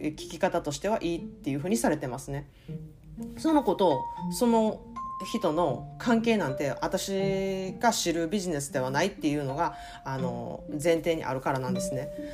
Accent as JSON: {"language": "Japanese", "region": "Kansai", "country": "Japan", "moved": "yes", "said": "根がやっぱり関西人やからか"}